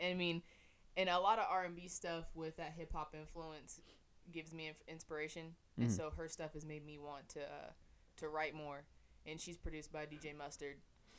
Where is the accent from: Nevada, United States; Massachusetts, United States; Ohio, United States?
Nevada, United States; Las Vegas; born and raised in Las Vegas.